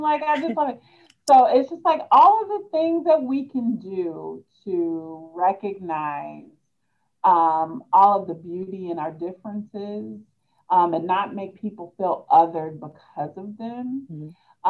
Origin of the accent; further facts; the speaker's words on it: Hannibal, Missouri, United States; also born or lived in Peoria, Illinois; now in Columbia, United States; I am from Peoria, Illinois, um, but the bulk of my childhood, I grew up in Hannibal, Missouri